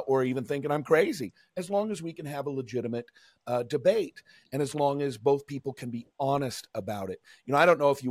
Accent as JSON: {"language": "English", "town": "Seattle", "region": "Washington", "country": "United States", "tie": "born or raised there", "said": "I grew up in Seattle"}